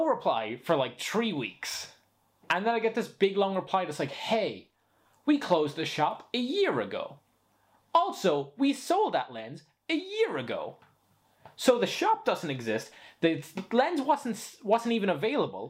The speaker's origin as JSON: {"language": "English", "country": "Spain", "tie": "born or raised there", "moved": "yes", "said": "I grew up in Spain"}